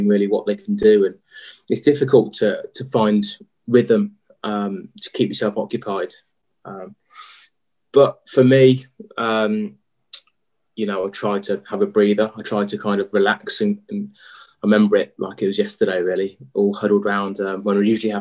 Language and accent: English; Lichfield, West Midlands, United Kingdom; also born or lived in Birmingham / London / Australia / Shropshire; Grew up in Lichfield